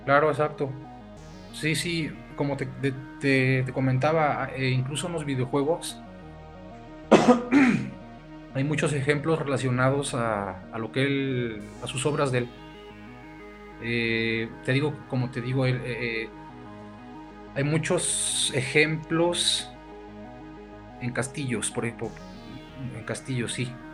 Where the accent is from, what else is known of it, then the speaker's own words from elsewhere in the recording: Perote, Veracruz, Mexico; nosotros como peroteños y como veracruzanos y como mexicanos también